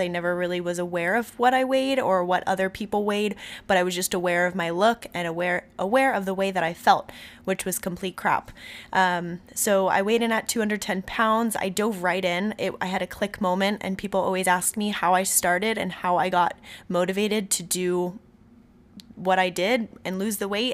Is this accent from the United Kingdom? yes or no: no; Robbinsville, New Jersey, United States; now in Santa Barbara, United States; This is where I was born, but I was raised in Robbinsville, New Jersey. I grew up there for about thirteen years